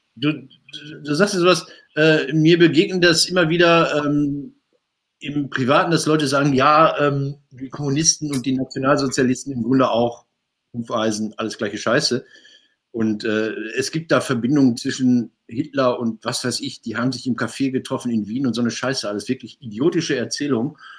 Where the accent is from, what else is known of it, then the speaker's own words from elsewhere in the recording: Marl, North Rhine-Westphalia, Germany; meiner Geburtsstadt Marl